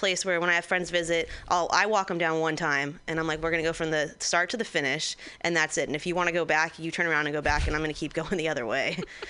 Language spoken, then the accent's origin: English; Santa Clarita, California, United States; my hometown, I'm from Santa Clarita, outside